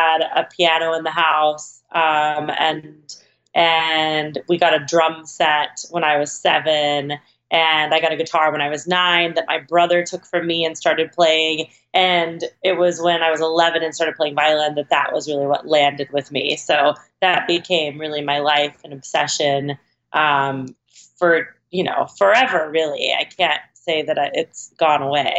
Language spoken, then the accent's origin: English; Oklahoma, United States; moved away as an adult; now in Los Angeles, United States; when I graduated high school, I moved to Los Angeles from Oklahoma